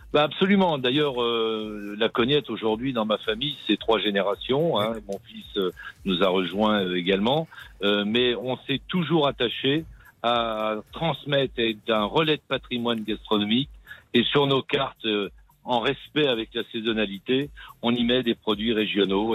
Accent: Issoudun, Centre-Val de Loire, France; je suis né à Issoudun, oui. oui. J'ai beaucoup voyagé euh, grâce à mon métier dans le monde entier, mais je reviens toujours à mes sources.

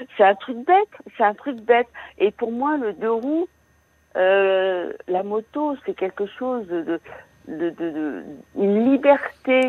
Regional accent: Brittany, France; moved away; je suis originaire de Bretagne

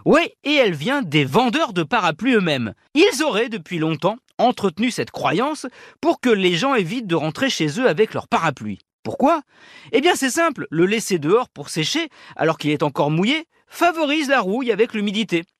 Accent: France; chez nous en France

